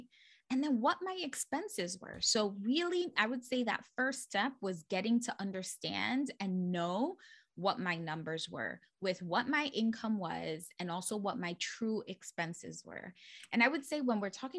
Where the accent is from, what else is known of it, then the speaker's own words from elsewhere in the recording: New York City, New York, United States; born and raised in the Bronx